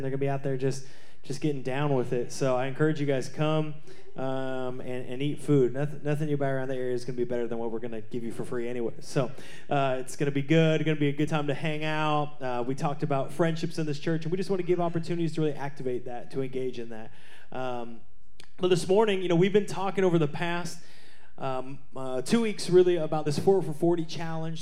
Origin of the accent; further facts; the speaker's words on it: Seattle, Washington, United States; I grew up in Seattle.